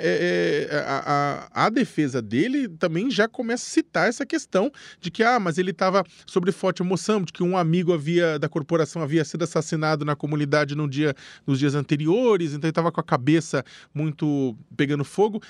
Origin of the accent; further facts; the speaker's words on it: São Paulo, Brazil; sou da periferia de São Paulo